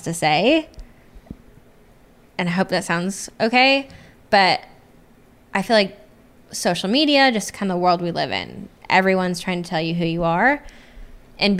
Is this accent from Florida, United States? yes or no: no; Des Moines, Iowa, United States; moved away as an adult; now in Nashville, United States; I came from Des Moines, Iowa, where it's just like everyone knows everyone